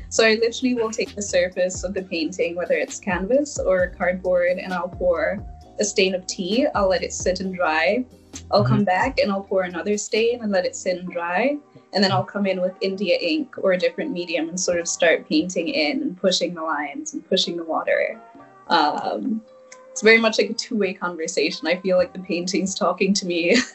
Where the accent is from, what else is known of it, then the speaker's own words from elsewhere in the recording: Lesotho; now in Chicago, United States; So I grew up in South Africa in a tiny country called Lesotho, which is totally landlocked by South Africa.